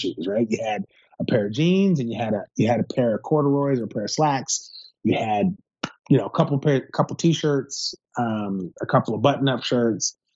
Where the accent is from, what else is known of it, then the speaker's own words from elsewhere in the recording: Seattle, Washington, United States; I grew up in Seattle